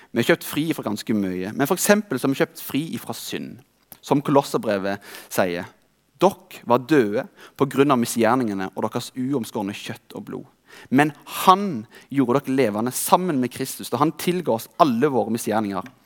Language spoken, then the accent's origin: Norwegian; Rogaland, Norway; I denne tida jobbet jeg som tømrer hjemme i Rogaland